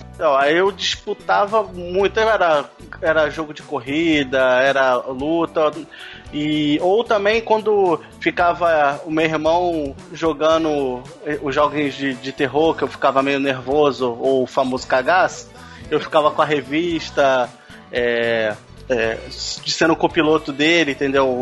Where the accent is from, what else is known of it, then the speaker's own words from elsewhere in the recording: Rio de Janeiro, Brazil; sou do Rio de Janeiro, né? Carioca